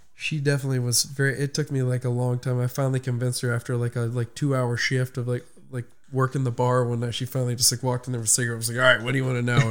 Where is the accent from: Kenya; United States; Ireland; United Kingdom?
United States; Orange; I grew up in Orange right around the corner